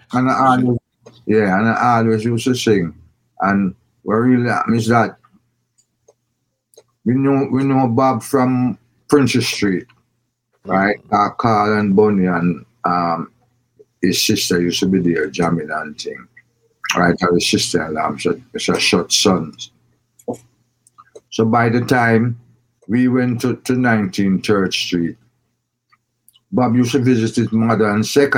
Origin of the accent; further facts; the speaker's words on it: Kingston, Kingston Parish, Jamaica; Then I moved to this great, one of the greatest places on earth, Trenchtown.